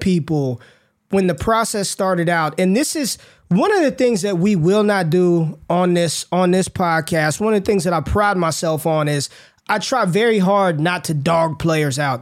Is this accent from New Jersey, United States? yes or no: no; Las Vegas, Nevada, United States; I grew up in Las Vegas, Nevada